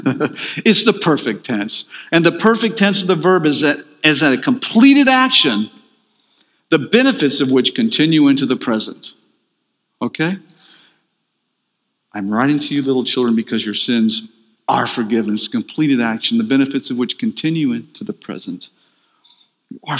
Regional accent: Atlanta, Georgia, United States; I'm from Atlanta, Georgia.

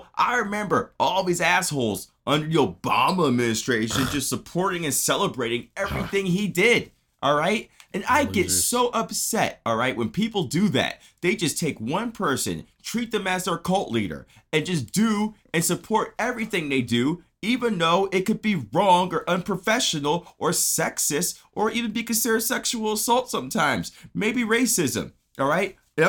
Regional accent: Garland, Texas, United States; I grew up, okay, in the South, Garland.

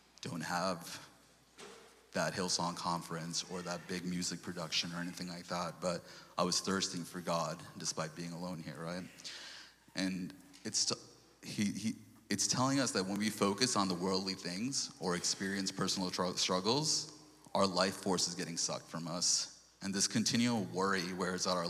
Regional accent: New York, United States; moved away; also born or lived in Sri Lanka / Portland; before we came to New York

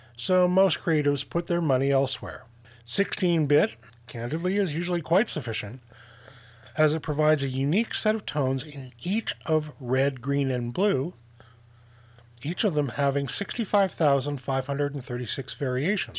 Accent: Canada; I'm Canadian.

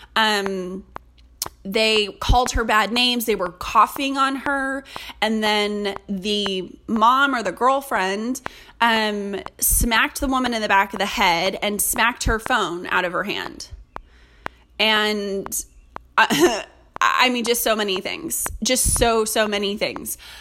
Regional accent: California, United States; moved away; I'm from California

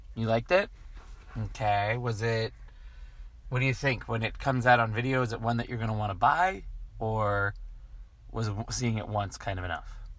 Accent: the Bay Area, California, United States; I'm from the Bay Area

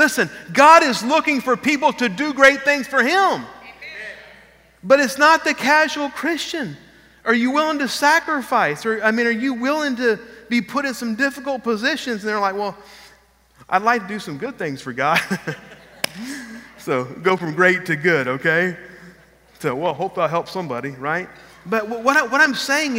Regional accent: Texas, United States; moved away as an adult; also born or lived in Lafayette, Louisiana; We're from Texas

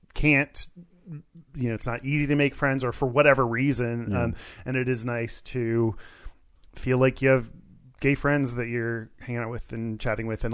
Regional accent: Houston, Texas, United States; moved away as an adult; now in Seattle, United States; I grew up in Texas in the suburbs of Houston and moved up here right out of college

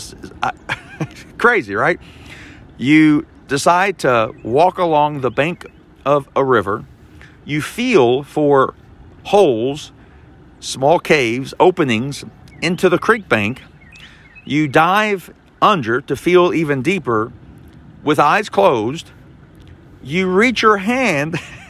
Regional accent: Kentucky, United States; I'm from Kentucky

